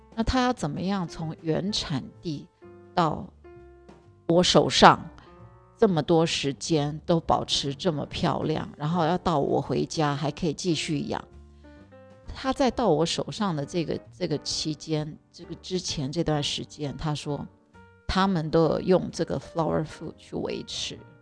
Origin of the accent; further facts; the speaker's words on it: Taiwan; 我们台湾人真的人数太少了